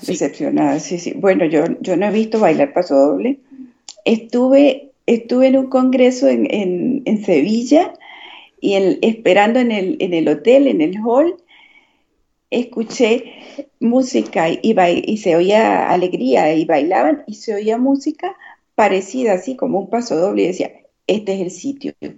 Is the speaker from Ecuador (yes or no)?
no; Venezuela; moved away as an adult; also born or lived in Madrid, Spain; now in Badajoz, Spain; somos los médicos venezolanos